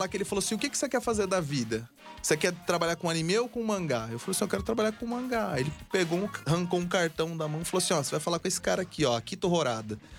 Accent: Brazil; Eu sou do Brasil

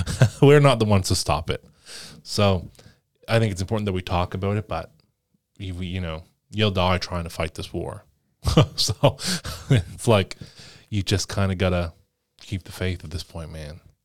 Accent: Canada; As a Canadian

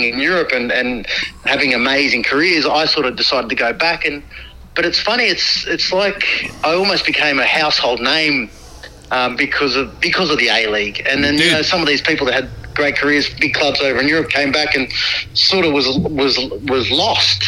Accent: Albury, New South Wales, Australia; also born or lived in New Zealand; I grew up in Albury Wodonga area for a long time

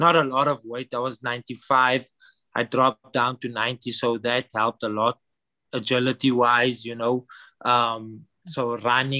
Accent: Johannesburg, Gauteng, South Africa; I grew up south of Johannesburg in an area called Annandale.

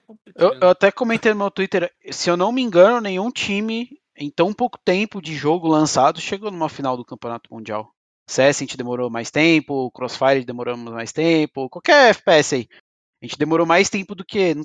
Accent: Brazil; como brasileiro

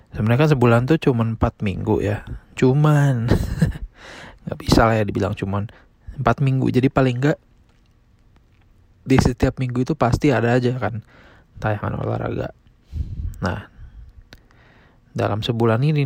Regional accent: Indonesia; now in United States; Di negara asal gue di Indonesia itu udah kurang lebih 5 ribu.

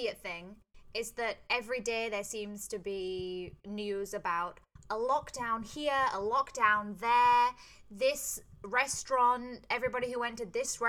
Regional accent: England, United Kingdom; now in Hong Kong; I'm from England.

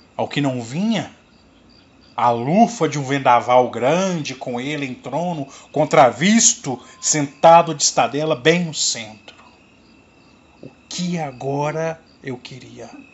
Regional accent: Cordisburgo, Minas Gerais, Brazil; Sou aqui de Cordesburgo, Minas Gerais, terra natal do nosso grande escritor Guimarães Rosa

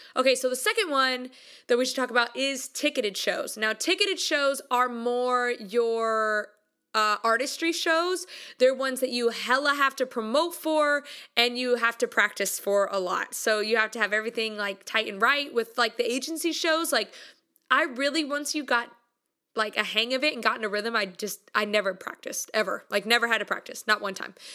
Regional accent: United States; I'm from America

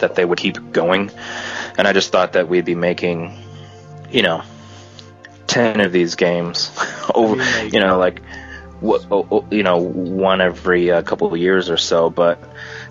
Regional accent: United States; I'm from the United States

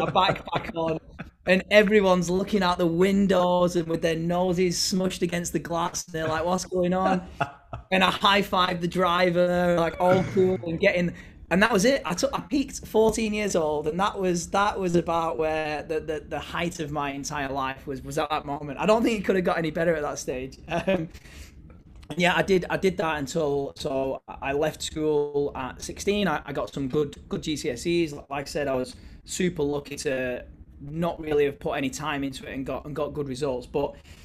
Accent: Bolton, North West England, United Kingdom; I went to my hometown, which was Bolton Wanderers

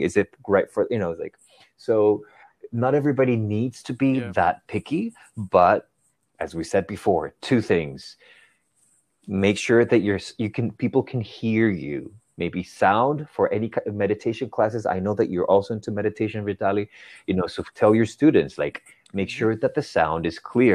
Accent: Spain; moved away as an adult; now in New York City, United States; I grew up in Spain

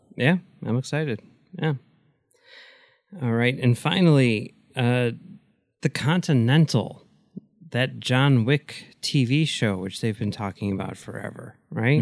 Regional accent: Chicago, Illinois, United States; I grew up in Chicago

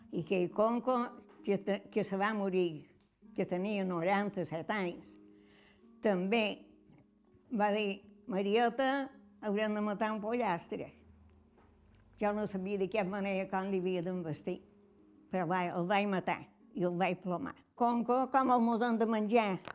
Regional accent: Calonge, Balearic Islands, Spain; som de Calonja

